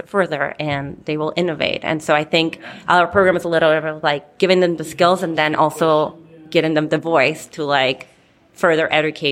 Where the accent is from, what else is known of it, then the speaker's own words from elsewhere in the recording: Peru; now in Minneapolis, United States; I'm Peruvian, so not from the north.